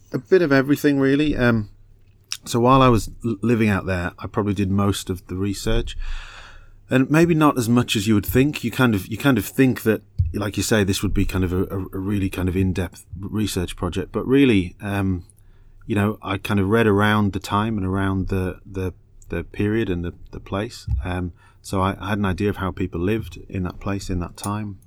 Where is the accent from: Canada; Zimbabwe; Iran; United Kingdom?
United Kingdom; England; moved away as an adult; also born or lived in Australia; I'm British and Australian. I'm a, I'm a, I'm a dual citizen. Um, but when I first moved out there